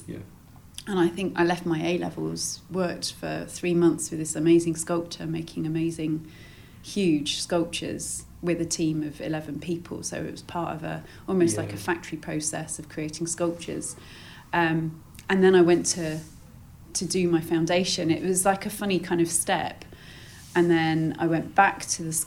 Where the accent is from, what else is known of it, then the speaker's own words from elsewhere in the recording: United Kingdom; we're British